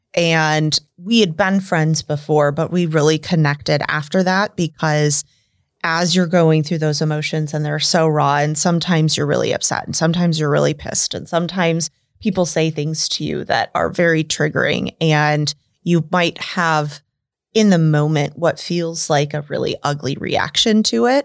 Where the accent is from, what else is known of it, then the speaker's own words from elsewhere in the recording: suburb of Des Moines, Iowa, United States; moved away as an adult; now in Omaha, United States; I grew up in, um, a suburb of Des Moines, Inc